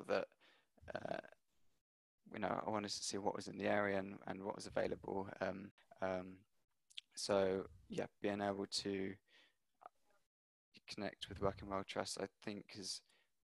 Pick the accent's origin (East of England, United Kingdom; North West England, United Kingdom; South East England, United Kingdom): South East England, United Kingdom; Hampshire; moved away as an adult; now in London, United Kingdom; working in a few restaurants where I grew up in Hampshire, and then moved to London